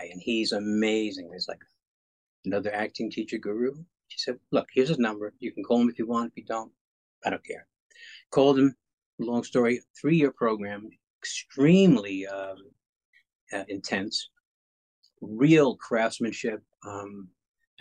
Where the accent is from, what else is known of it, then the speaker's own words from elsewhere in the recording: New York City, New York, United States; I was born in the Bronx, New York, and I actually grew up in all five boroughs